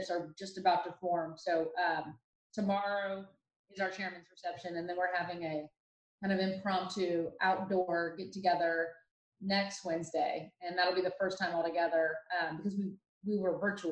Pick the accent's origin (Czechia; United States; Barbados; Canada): United States; Dublin, Ohio; now in Dallas, United States; I grew up in Dublin, Ohio, which is a suburb of Columbus